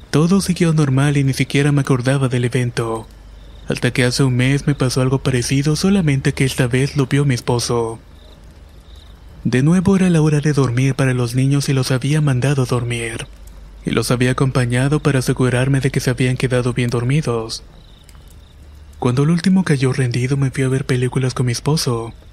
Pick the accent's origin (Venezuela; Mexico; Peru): Mexico; Mérida, Yucatán; Soy originario de Mérida, Yucatán, y esta es una historia que me sucedió cuando tenía 11 años.